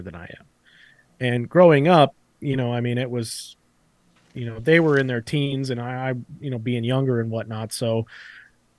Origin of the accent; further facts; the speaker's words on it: Florida, United States; I grew up in Florida